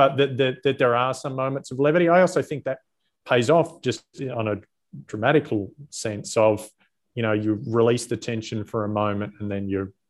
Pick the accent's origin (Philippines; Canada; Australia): Australia; That was the moment as an Australian I felt the proudest.